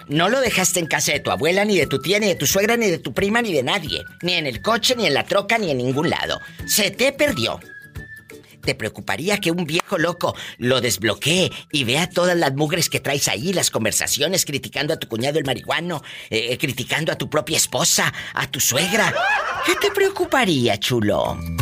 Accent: Mexico; como decimos en México

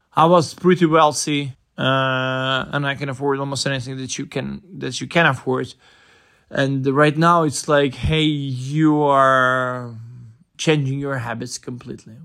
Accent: Kyiv, Ukraine; I'm living in Kiev. I was born in Kiev

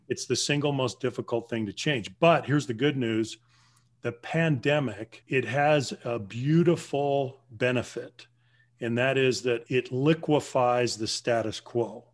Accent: Southern Colorado, United States; moved away; also born or lived in Los Angeles / Bay Area; I grew up in Southern Colorado among the Navajo Native

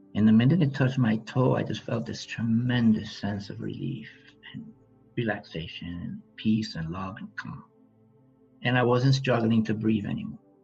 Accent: New York City, New York, United States; I grew up in the South Bronx

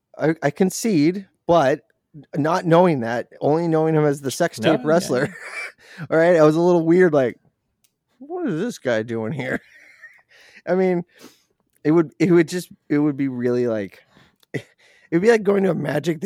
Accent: Boston, Massachusetts, United States; Hey, I'm from Boston. This is stupid. Where's the Dunkin'?

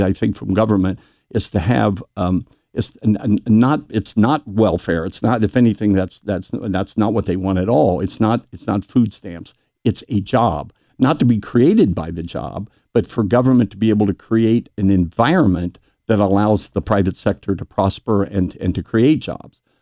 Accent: New Richmond, Ohio, United States; moved away as an adult; as a small boy growing up in New Richmond

